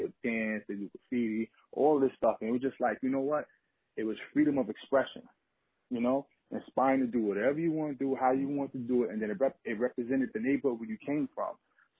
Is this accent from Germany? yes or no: no; New York, United States; Oh, yeah, Lower East Side. Yeah, Lower East Side.